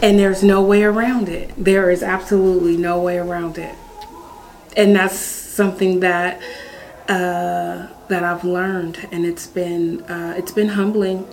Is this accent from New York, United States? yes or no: no; San Francisco, California, United States; now in Sacramento, United States; I am originally from San Francisco, California. Um, born and raised there